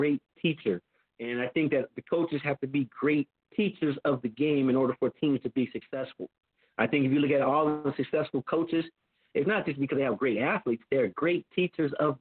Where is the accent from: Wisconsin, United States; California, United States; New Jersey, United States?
California, United States; Compton; moved away; also born or lived in Carson, California / Clark County, Nevada; I'm a kid from Compton, California.